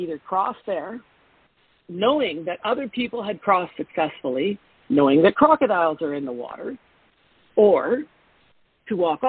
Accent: Canada; I'm a Canadian in Mexico in the wintertime

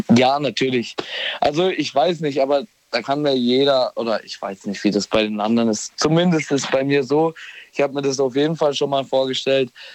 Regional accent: Bollschweil, Baden-Württemberg, Germany; ich komme aus Bolschweil.

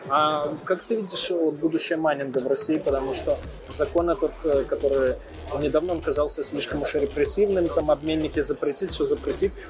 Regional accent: Belarus; я же с Беларуси

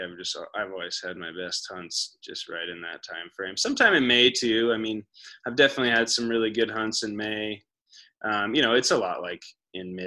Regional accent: Ainsworth, Nebraska, United States; moved away; we're obviously both from Ainsworth

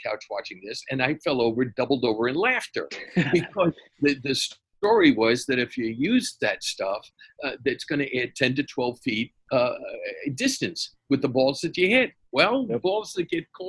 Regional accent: New York City, New York, United States; I'm a lifelong New Yorker. I grew up in the Bronx

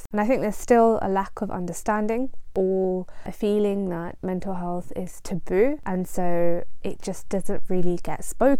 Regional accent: Punjab, India; now in United Kingdom; I am Indian, I am Punjabi, and my parents came to the UK from India.

